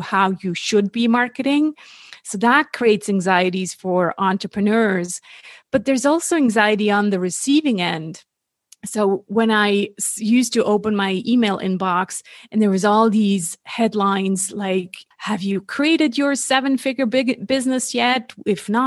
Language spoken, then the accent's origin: English; Switzerland; moved away as an adult; also born or lived in California; born and raised in Switzerland. That's where I am based now